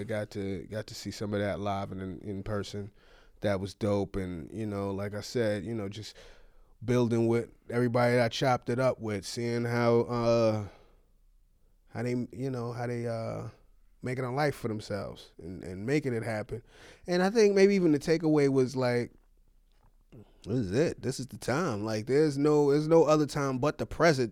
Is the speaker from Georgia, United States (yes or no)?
no; New York, United States; now in California, United States; I'm a New Yorker